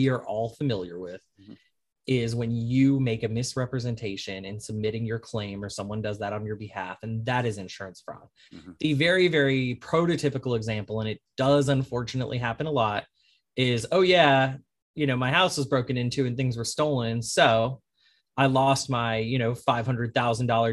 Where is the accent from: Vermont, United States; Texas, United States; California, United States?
Texas, United States; Arlington; now in New Orleans, United States; I'm originally from Arlington, Texas